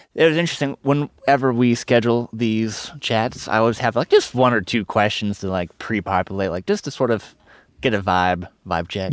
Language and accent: English; Nashville, Tennessee, United States; I'm from Tennessee. I'm from Nashville.